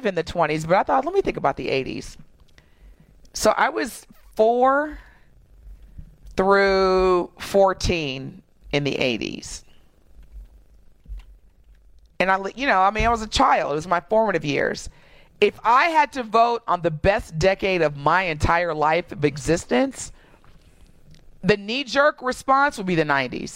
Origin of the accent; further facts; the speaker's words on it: Southern Indiana, United States; Growing up in Southern Indiana